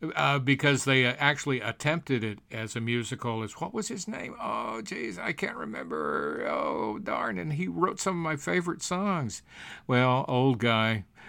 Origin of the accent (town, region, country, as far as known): United States